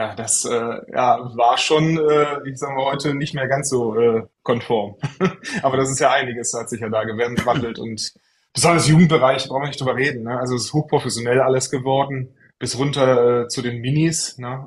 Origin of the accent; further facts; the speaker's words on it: Troisdorf, North Rhine-Westphalia, Germany; also born or lived in Franconia; also ich bin aus Trostorf, genau. Ja. Äh, gebürtiger Franke tatsächlich, man hört es nicht. Äh, ich habe meine Grundschulzeit äh, dann äh, in Trostorf und Umgebung verbracht und äh, bin dann auch immer im Rheinland geblieben